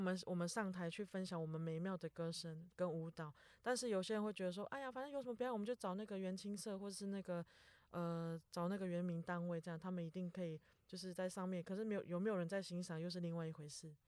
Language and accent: Chinese; Truku tribal village, Hualien County, Taiwan; now in Taipei, Taiwan; 我其实我是从小在部落长大的